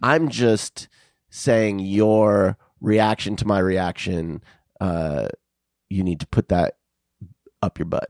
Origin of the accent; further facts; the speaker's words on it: Arizona, United States; I grew up in Arizona where the, the sunsets are fucking, like, just spectacular